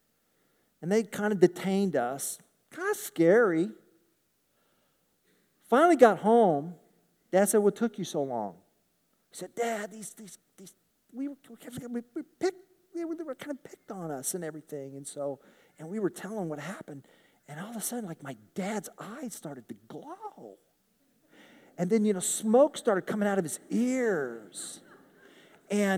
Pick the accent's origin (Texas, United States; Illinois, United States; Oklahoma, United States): Oklahoma, United States; Tulsa; I grew up in Tulsa.